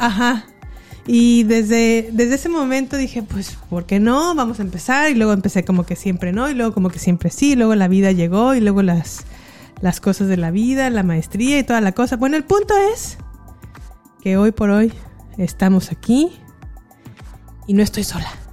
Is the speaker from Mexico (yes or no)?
yes; San Miguel de Allende, Guanajuato, Mexico; moved away as an adult; also born or lived in León, Guanajuato / United States; Nací, crecí en San Miguel de Allende